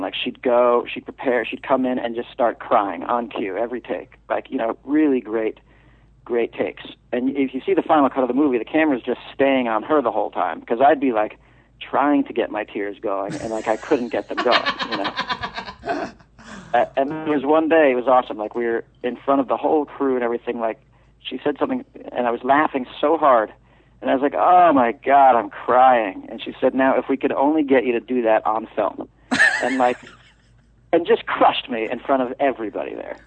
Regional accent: New York, United States; moved away; I'm from New York.

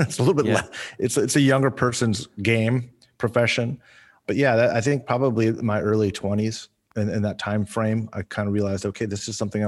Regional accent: Ventura County, California, United States; also born or lived in Moorpark, California; I grew up in Ventura County. My family moved to Moorpark in 71, back when it was a town of about a little over 3,000 people. And I graduated from Moorpark High School. I won't say what year, but it was a long time ago.

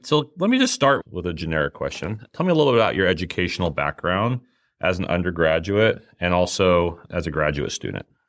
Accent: Rock Springs, Wyoming, United States; moved away; I'm from Rock Springs, Wyoming

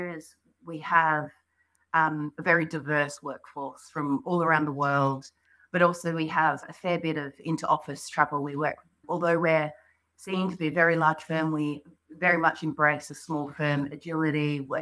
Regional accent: Australia; accent: Australian; moved away as an adult; now in London, United Kingdom; You might hear from my accent, I'm Australian

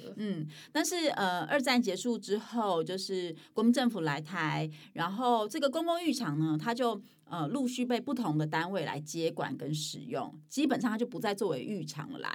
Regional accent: Hualien, Hualien County, Taiwan; moved away; also born or lived in Waishuangxi, Taipei; 我在花莲长大嘛

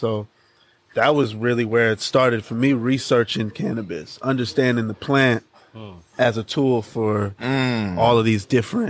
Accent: Los Angeles, California, United States; also born or lived in New York / New Jersey / Atlanta, Georgia; I've been raised here. Like, this is where I was raised. Like, this is where I'm most comfortable.

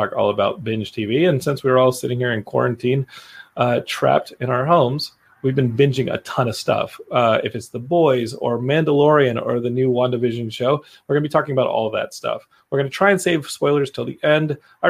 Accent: Austin, Texas, United States; I'm from Austin, where they shoot Friday Night Lights. So a lot of those characters, if they're like really good actors, they will slur like I do.

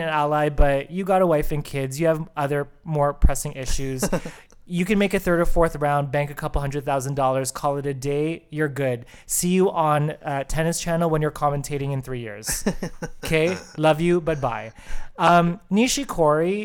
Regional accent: Canada; we as Canadian tennis fans

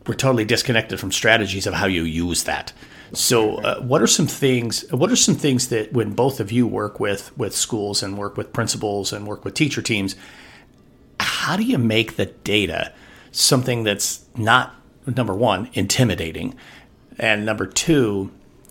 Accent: Wyoming, United States; my home state of Wyoming

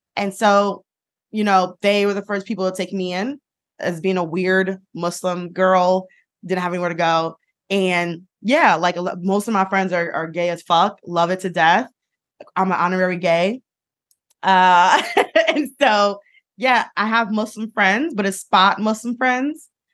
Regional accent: Detroit, Michigan, United States; growing up in Detroit

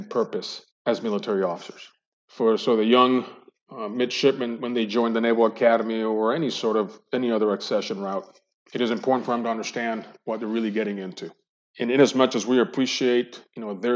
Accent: Colombia; moved away as an adult; also born or lived in Cali / Medellin; now in United States; they returned back to their hometown, Colombia, and I grew up there, graduated high school

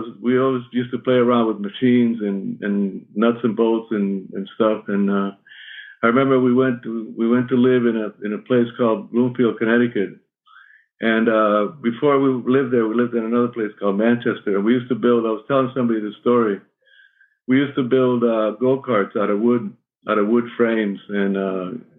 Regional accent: Cuba; moved away; in my youth and my growing up in Cuba

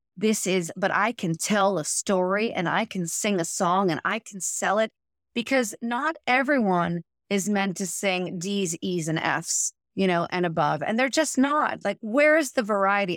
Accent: Pittsburgh, Pennsylvania, United States; moved away; my mother had a studio, I'm from Pittsburgh

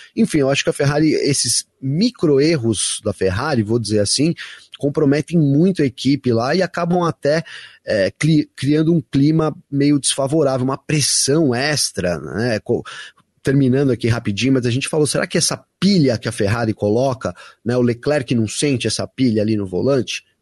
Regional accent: Brazil; minha família é italiana, eu sou bra bem brasileiro

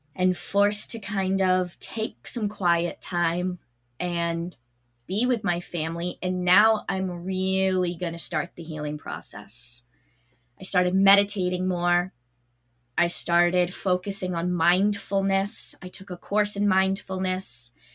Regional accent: Massachusetts, United States; also born or lived in New Hampshire; I'm from Massachusetts

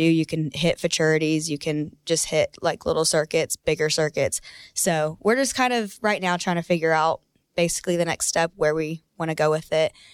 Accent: Denton, Texas, United States; I'm from Denton, Texas.

